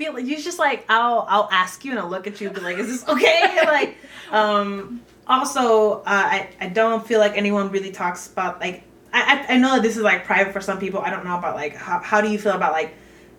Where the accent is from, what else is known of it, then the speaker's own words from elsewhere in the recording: Utah, United States; also born or lived in Panama; I was born in Panama, moved here when I was 8, so Utah at this point is a second home, but I have people ask me questions about Utah, and I have like a perspective, like a third person, but it's like still home.